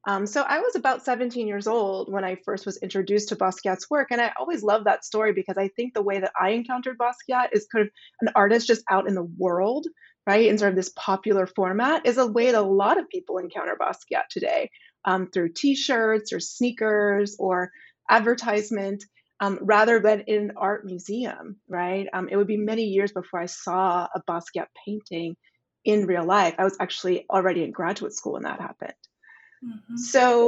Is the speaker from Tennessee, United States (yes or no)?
yes; Nashville, Tennessee, United States; So I was born and raised in Nashville, Tennessee. which was not, at the moment when I was there, necessarily a big art town.